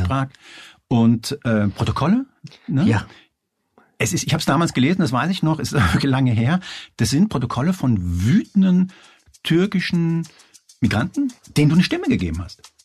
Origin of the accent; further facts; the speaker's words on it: Hanau, Hesse, Germany; ich bin äh, Spanier, bin aber in, in Hanau bei, äh, bei Frankfurt aufgewachsen